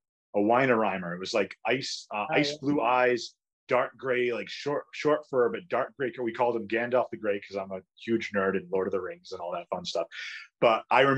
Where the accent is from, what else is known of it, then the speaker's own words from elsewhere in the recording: Fall River, Massachusetts, United States; also born or lived in Somerset, Massachusetts; in our hometown or my hometown.